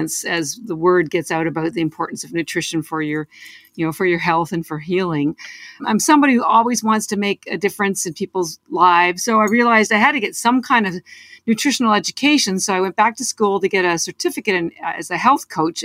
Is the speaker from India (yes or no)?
no; Canada; moved away as an adult; now in Boston, United States; I'm actually Canadian, although I've lived in Boston for almost 30 years